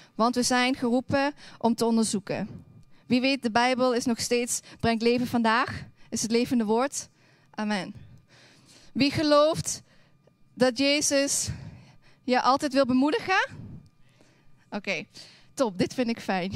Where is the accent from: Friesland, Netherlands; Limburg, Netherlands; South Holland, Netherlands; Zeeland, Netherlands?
Limburg, Netherlands; Hoensbroek; moved away; Ik kom oorspronkelijk uit Limburg